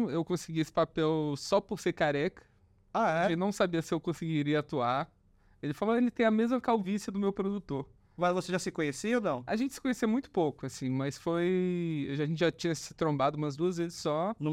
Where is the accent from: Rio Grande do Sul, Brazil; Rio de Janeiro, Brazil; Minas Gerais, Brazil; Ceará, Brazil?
Minas Gerais, Brazil; São João del-Rei; now in São Paulo, Brazil; Sou mineiro. Tá. É, sou de São João del Rei.